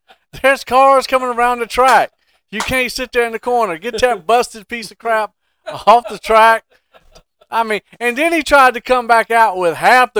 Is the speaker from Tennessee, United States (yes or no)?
no; Hampton, Virginia, United States; I grew up in Hampton, Virginia.